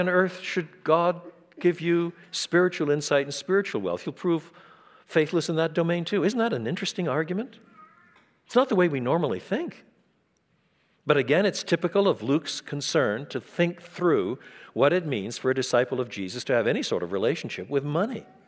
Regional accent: Quebec, Canada; I was brought up in French Canada

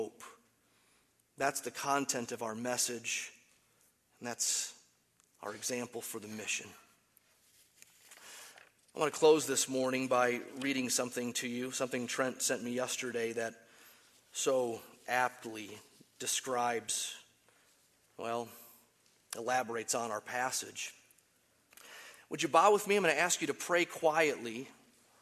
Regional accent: United States; I'm American

